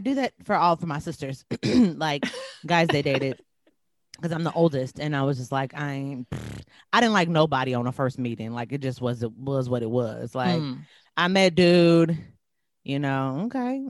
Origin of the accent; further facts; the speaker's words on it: Wisconsin, United States; I'm from Wisconsin.